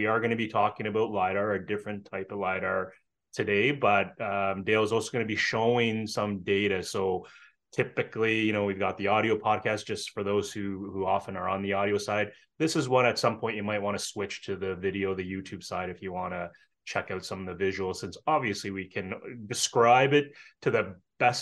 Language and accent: English; Canada; as a Canadian